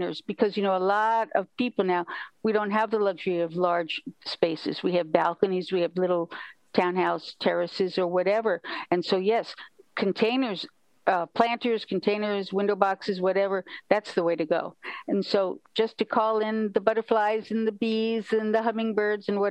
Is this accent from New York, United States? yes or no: yes; New York City, New York, United States; moved away; also born or lived in Kyoto, Japan; I was a kid from New York City.